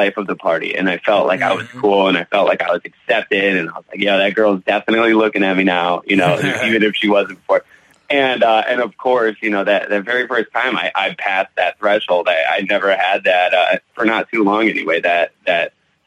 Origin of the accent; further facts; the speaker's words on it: Southern California, United States; now in Connecticut, United States; I grew up out in California though, out in Southern California